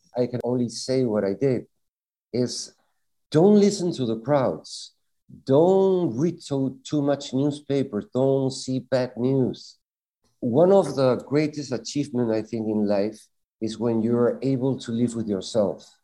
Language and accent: English; Lima, Peru; now in Tenerife, Spain; I was born in Lima, Peru, in Latin America